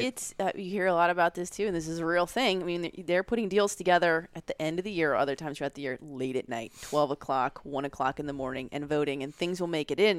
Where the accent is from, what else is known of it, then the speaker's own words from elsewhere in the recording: Beaverhead County, Montana, United States; moved away as an adult; now in Washington, D.C., United States; I grew up in Beaverhead County in Montana